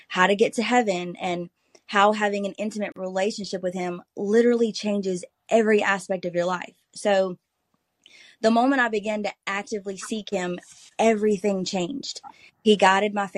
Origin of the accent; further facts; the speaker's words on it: Bluff Creek, Louisiana, United States; I am from Bluff Creek, Louisiana. It's a small rural community where everybody knows everybody, and I absolutely love it here